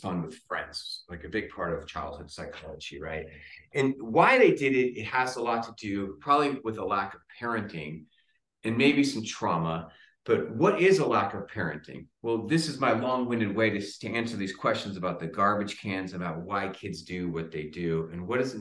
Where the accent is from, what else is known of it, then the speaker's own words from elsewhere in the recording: San Diego, California, United States; I grew up in San Diego.